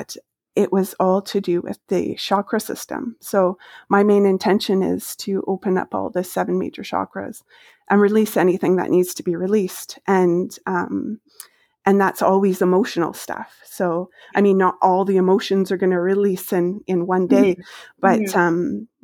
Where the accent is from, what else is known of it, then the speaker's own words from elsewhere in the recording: Maple Ridge, British Columbia, Canada; moved away as an adult; I grew up in Maple Ridge.